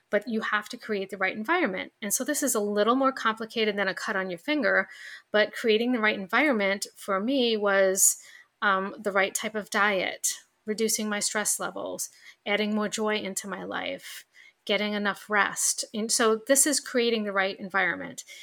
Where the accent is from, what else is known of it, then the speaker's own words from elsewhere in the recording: New York, United States; accent: New York; my New York accent just came out